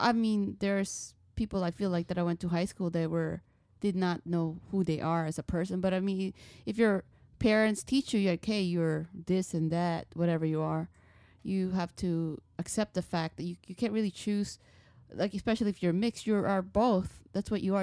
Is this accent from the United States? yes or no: yes; United States; I am Filipino, but I consider myself Filipino American because I grew up in America